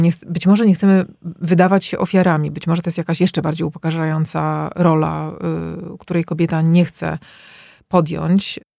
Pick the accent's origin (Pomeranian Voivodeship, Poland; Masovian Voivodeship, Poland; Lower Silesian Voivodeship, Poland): Masovian Voivodeship, Poland; Warsaw; moved away as an adult; now in Belgium; wychowałam się w blokach, w warszawskich blokach tutaj na Stegnach